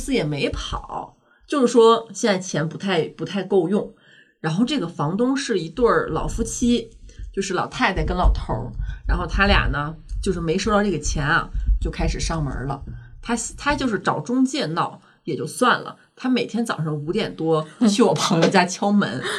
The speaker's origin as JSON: {"language": "Chinese", "region": "Northeast China", "country": "China", "said": "我们东北人就是说话凶点儿。"}